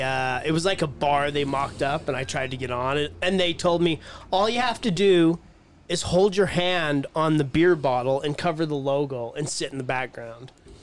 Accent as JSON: {"language": "English", "town": "Syracuse", "region": "Utah", "country": "United States", "tie": "born or raised there", "said": "I was born and raised in Syracuse."}